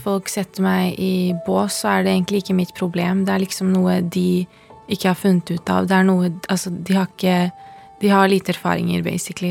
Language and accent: Norwegian; Oslo, Norway; jeg vokste opp på Holmlia